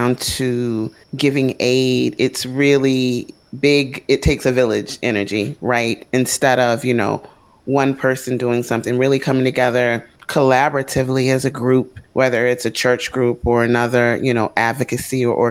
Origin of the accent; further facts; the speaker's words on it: United States; as an American